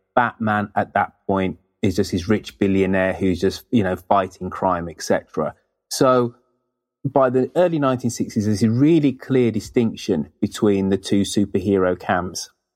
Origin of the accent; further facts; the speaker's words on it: United Kingdom; being British, in the nineteen seventies, you're exposed to um, U K comics